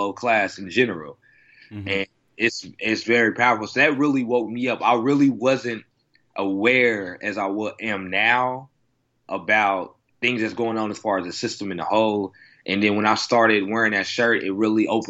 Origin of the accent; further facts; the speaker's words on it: Oklahoma City, Oklahoma, United States; moved away as an adult; now in Los Angeles, United States; I'm from Oklahoma, so, you know, it's a conservative state here.